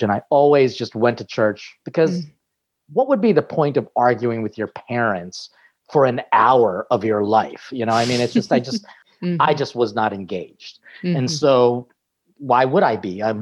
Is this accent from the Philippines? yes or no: yes; Philippines; how food was really always present throughout because being Filipino meant that we had fiestas